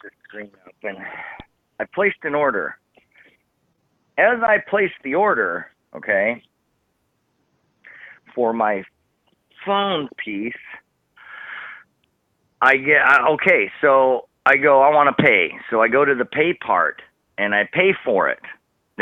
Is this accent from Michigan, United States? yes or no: no; Wisconsin, United States; accent: northern; now in Texas, United States; I'm from the Midwest. I'm from Wisconsin, but I live in Texas